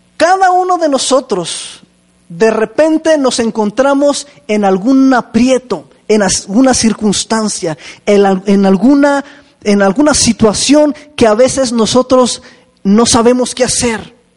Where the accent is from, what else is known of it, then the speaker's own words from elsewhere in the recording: Chihuahua, Mexico; moved away; allá en, Chihuahua, de donde vengo yo